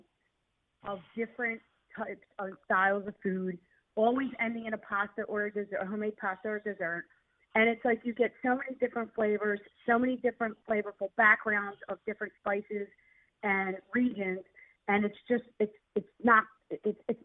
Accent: Philadelphia, Pennsylvania, United States; accent: South Philly; my South Philly accent

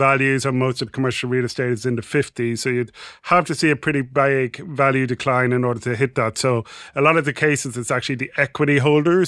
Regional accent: Ireland; I'm Irish

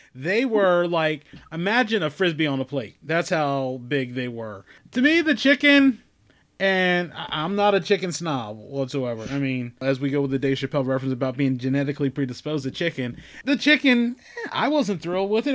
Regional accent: Maryland, United States; us being Marylanders, that you know, being a Marylander

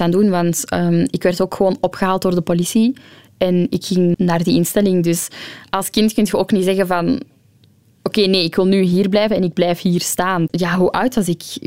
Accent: Ghent, Flanders, Belgium; also born or lived in Antwerp; ik ben geboren in Gent

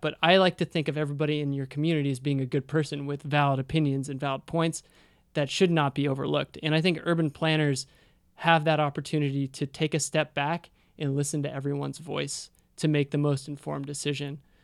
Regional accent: Sacramento, California, United States; moved away; I'm from Sacramento.

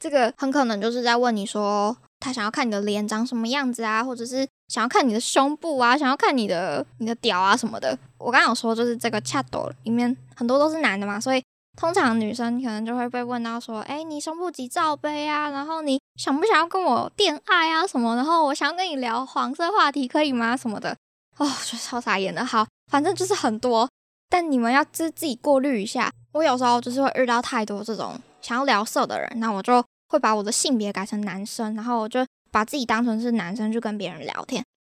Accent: Taiwan; moved away; 我是台湾人

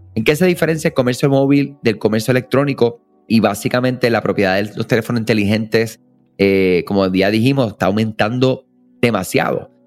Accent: Puerto Rico; Somos de acá de Puerto Rico

